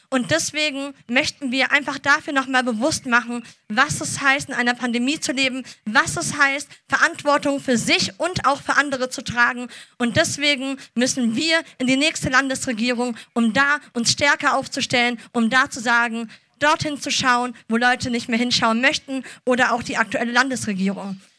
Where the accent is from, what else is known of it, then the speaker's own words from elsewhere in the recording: Düsseldorf, North Rhine-Westphalia, Germany; born there; bin 28 Jahre alt, äh, gebürtige Düsseldorferin und Apothekerin von Beruf.